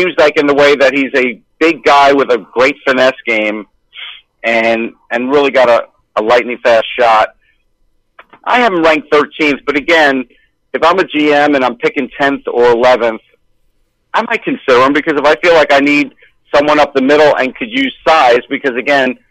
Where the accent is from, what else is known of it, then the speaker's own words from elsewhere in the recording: North Massapequa, New York, United States; I'm from North Massapequa